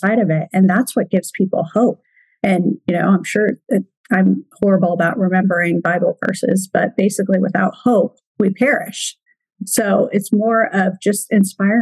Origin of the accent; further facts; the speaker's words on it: Oregon, United States; now in Washington, United States; I'm from Oregon. I'm just right across the river in Washington. So if you hear me slip and say Oregonian, I basically still feel like I'm an Oregonian